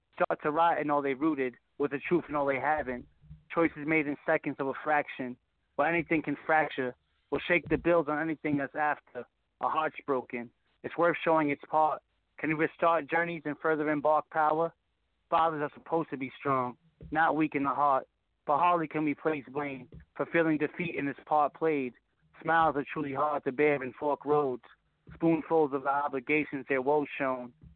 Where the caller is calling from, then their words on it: Connecticut, United States; Calling from Connecticut.